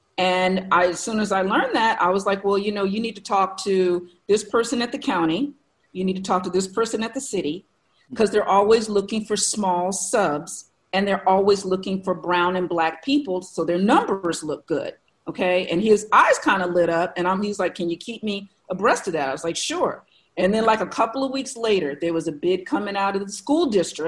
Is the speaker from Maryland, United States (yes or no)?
yes; Maryland, United States; born there; I'm a military brat. I've been inside the government since birth. I was born on Andrews Air Force Base.